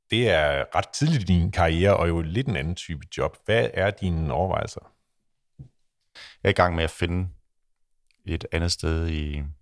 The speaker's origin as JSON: {"language": "Danish", "country": "Denmark"}